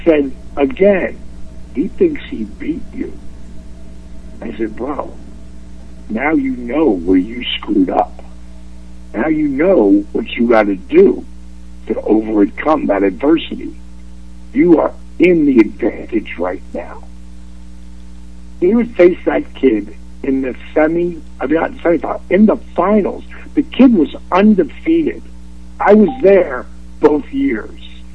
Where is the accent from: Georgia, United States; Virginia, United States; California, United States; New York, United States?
Georgia, United States; Atlanta; my hometown here in Atlanta, GA